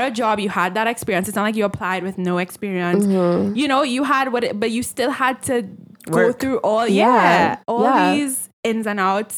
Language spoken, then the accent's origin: English; Trinidad & Tobago; growing up in Trinidad